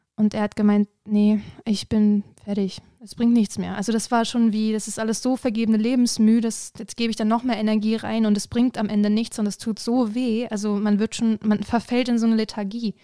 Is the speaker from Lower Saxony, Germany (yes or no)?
yes; Hanover, Lower Saxony, Germany; moved away; ich äh, komme ursprünglich aus Hannover